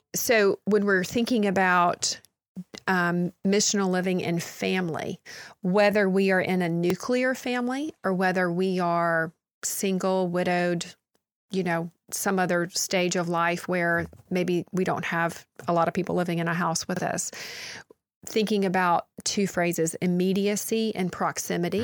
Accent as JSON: {"language": "English", "country": "United States", "said": "as American Christians"}